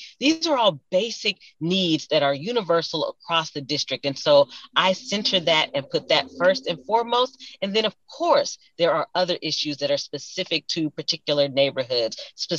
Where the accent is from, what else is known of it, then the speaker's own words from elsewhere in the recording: Louisville, Kentucky, United States; And so I am deeply honored and blessed to be someone who was born and raised in Louisville